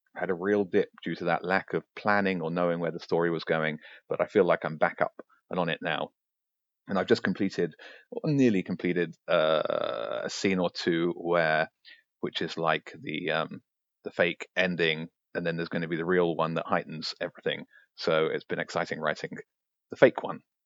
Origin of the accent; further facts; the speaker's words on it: Brighton, South East England, United Kingdom; I'm a guy from Brighton who likes writing.